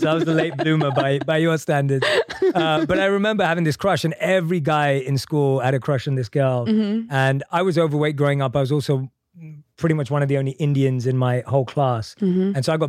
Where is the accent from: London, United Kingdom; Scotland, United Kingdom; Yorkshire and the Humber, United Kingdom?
London, United Kingdom; I'm from London.